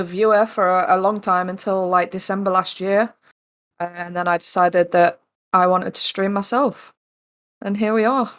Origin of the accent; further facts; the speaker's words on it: East Midlands, United Kingdom; also born or lived in Newcastle; now in South West England; So I currently live in the southwest. I grew up in the East Midlands, though. I've lived in Newcastle.